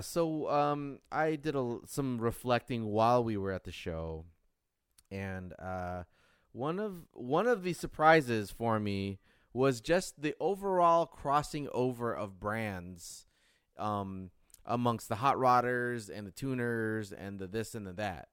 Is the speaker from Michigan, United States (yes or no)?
yes; Detroit, Michigan, United States; growing up in Detroit